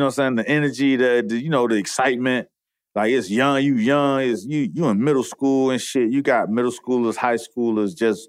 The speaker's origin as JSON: {"language": "English", "town": "Miami Gardens", "region": "Florida", "country": "United States", "tie": "born or raised there", "said": "I grew up in Carroll City."}